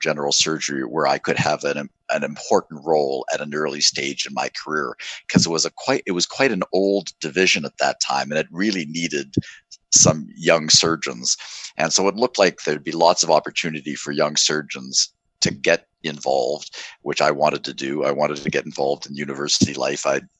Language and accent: English; Halifax, Nova Scotia, Canada; moved away as an adult; also born or lived in Toronto / Boston; So I grew up in Halifax, Nova Scotia